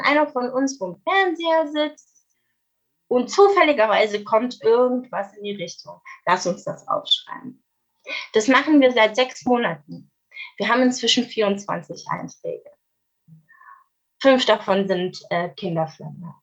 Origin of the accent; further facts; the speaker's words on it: Swabia, Germany; Meine Familie ist seit hunderten Jahren im Südwesten, es tut mir leid. Also ich bin äh, Schwabe